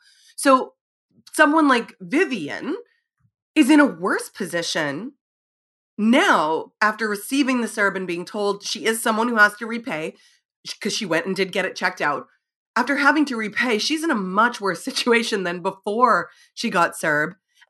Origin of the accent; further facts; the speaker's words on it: Saskatchewan, Canada; now in Manitoba, Canada; I'm from Northern Saskatchewan and then I live in Manitoba.